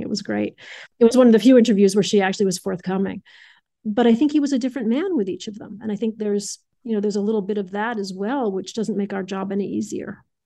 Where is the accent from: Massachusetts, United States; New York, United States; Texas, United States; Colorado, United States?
Massachusetts, United States; Adams; I grew up in Adams